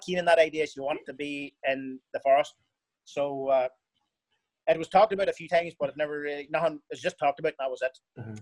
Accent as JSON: {"language": "English", "country": "Ireland", "said": "I'm Irish"}